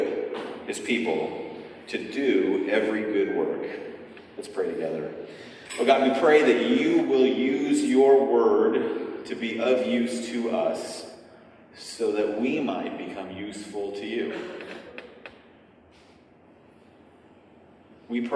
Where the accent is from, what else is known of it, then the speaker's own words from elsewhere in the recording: California, United States; I'm from California